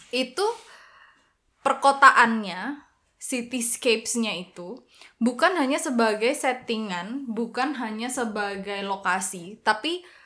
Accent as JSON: {"language": "Indonesian", "region": "Java", "country": "Indonesia", "said": "aku kan Jawa"}